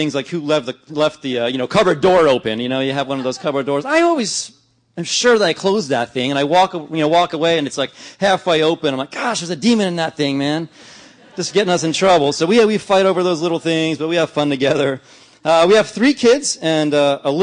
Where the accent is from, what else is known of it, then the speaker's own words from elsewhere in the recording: New Jersey, United States; now in Ventura, United States; I grew up in New Jersey